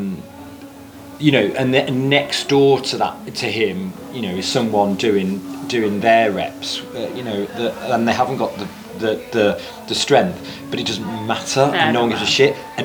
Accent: the Midlands, England, United Kingdom; now in London, United Kingdom; I'm from the Midlands.

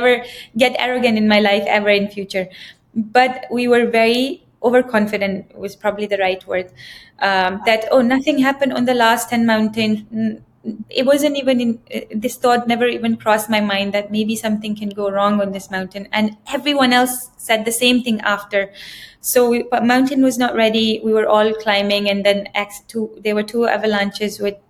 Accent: Pakistan; now in Dubai, United Arab Emirates; I think we are from Pakistan

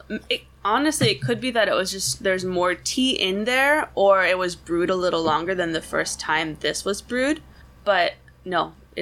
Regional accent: Portland, United States; moved away as an adult; also born or lived in Ohio; I grew up in Portland. I just knew Portland, and then I went to college in Ohio.

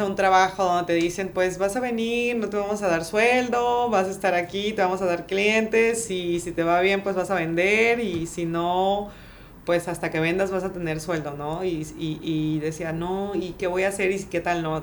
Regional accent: Tabasco, Mexico; moved away as an adult; also born or lived in France / Canada / United States; now in Playa del Carmen, Mexico; soy tabasqueña

